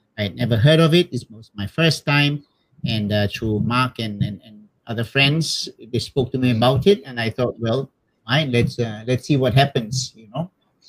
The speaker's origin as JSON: {"language": "English", "region": "Malacca", "country": "Malaysia", "tie": "born or raised there", "also_born_or_lived": "Kuantan / Kuala Lumpur / Taiping / Penang", "said": "Okay, I was born in Malacca, in the Banda Hile, you know. That was my hometown, and long time ago, yeah."}